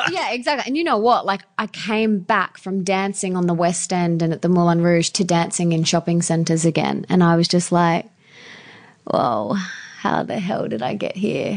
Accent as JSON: {"language": "English", "town": "Brisbane", "region": "Queensland", "country": "Australia", "tie": "born or raised there", "said": "I was born and bred in Brisbane."}